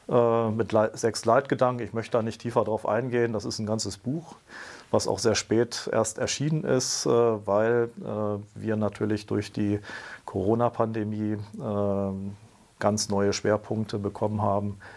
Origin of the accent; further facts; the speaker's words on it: Brussels, Brussels-Capital Region, Belgium; Ich bin in Brüssel aufgewachsen und habe dort sozusagen quer durch die Schulzeit Europa aufgesogen in einer Zeit, wo Europa noch im, im Entstehen war